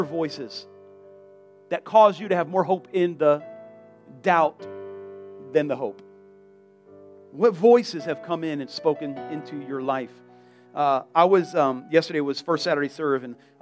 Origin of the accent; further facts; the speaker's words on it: South Florida, United States; I'm from South Florida